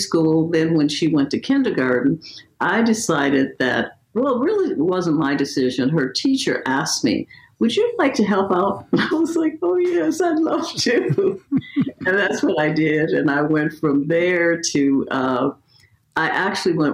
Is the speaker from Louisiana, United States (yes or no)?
yes; New Orleans, Louisiana, United States; now in Beverly Hills, United States; I was born in New Orleans, Louisiana. And so as a result of that, you know, we lived in a very small house